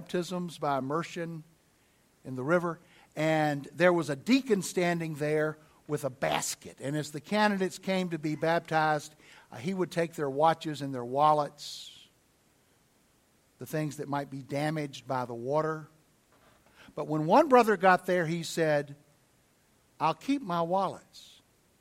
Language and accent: English; the South, United States; I'm from the South